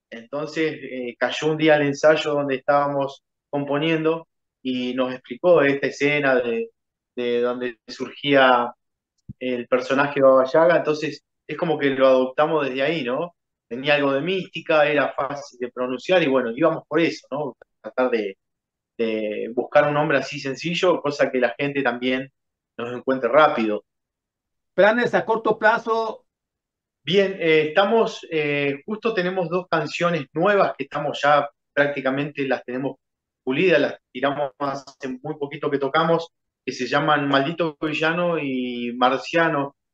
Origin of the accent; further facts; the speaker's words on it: Uruguay; esperando que se acomode nuestro país y sí, la verdad que un punto ideal sería México.